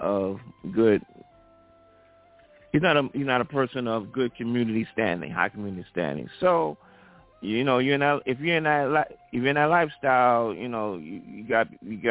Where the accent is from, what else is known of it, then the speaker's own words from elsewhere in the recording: New York City, New York, United States; my hometown of Brooklyn